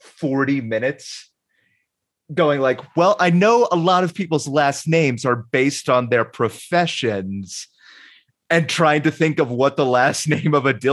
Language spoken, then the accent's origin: English; Ireland; Yeah, well, also, and as an Irish person, I won't feel that bad.